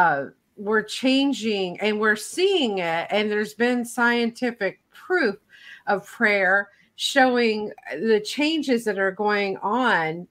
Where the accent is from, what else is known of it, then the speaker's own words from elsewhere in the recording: Tennessee, United States; I grew up in the South of the United States. And so that's considered the buckle of the Bible Belt area, so to speak, where I in Tennessee